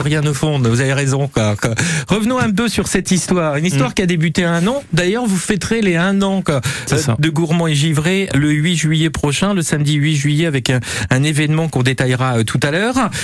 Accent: Normandy, France; chez nous, en Normandie

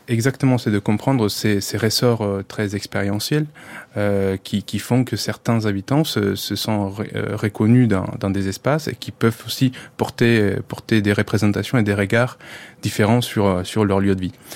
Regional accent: Colombia; French is a second language; moved away as an adult; now in France; je suis colombien

